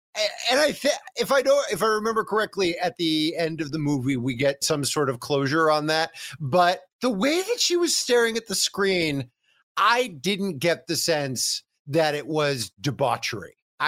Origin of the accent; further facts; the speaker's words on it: Connecticut, United States; So I'm from Connecticut, but I got family in the tri-state area.